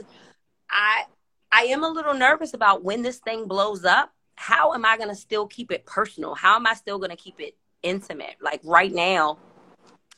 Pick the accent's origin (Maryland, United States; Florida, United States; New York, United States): Maryland, United States; I'm from Maryland. So I'm about those parts